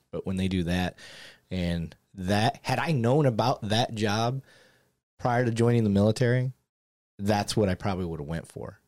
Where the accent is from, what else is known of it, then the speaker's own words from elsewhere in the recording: Michigan, United States; I grew up in Michigan